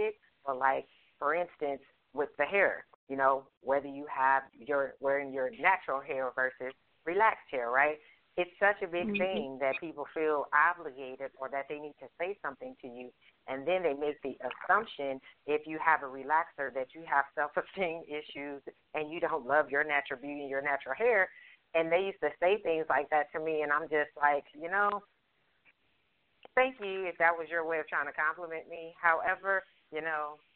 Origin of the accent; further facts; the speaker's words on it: the South, United States; growing up in the South